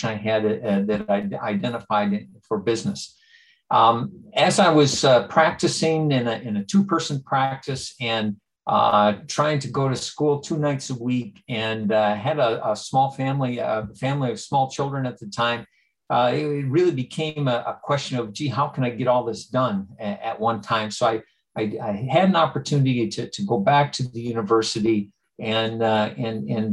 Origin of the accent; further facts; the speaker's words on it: Lower Peninsula of Michigan, United States; I grew up in the center of the Lower Peninsula of Michigan, in a rural community, a small town